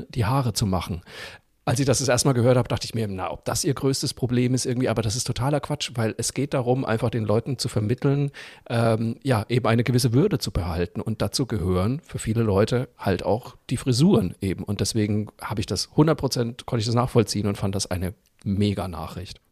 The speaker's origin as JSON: {"language": "German", "area": "Franconia", "region": "Bavaria", "country": "Germany", "said": "ich bin Franke"}